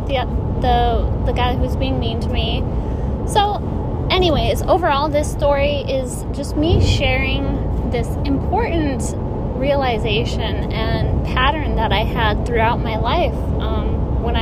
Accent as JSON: {"language": "English", "region": "Michigan", "country": "United States", "said": "I was from Michigan"}